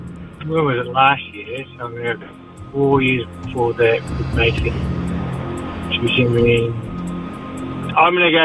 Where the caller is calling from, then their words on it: Auckland, New Zealand; I'm just calling from Auckland, mate.